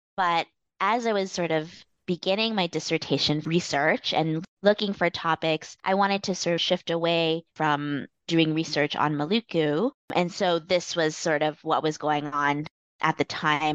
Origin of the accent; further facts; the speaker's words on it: Canada; I am of Chinese Indonesian heritage, but I grew up in Canada